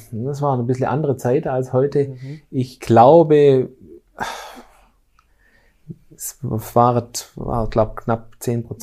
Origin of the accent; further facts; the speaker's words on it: Lake Constance, Germany; ich komme ja aus der Bodenseeregion, das ist bei uns alles etwas ländlich